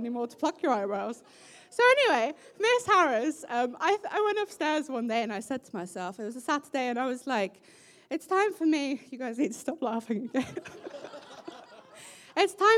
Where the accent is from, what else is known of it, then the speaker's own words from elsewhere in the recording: South Africa; my South African family